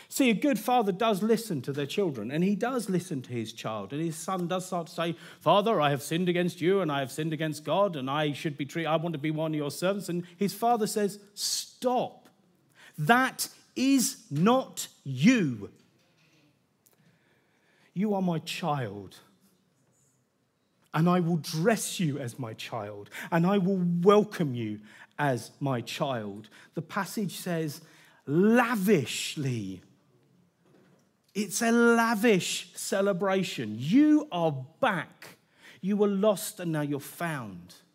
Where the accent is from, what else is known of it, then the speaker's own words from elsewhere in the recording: United Kingdom; Now, I'm British. We'd like to keep our expectations, our expressions quite restrained.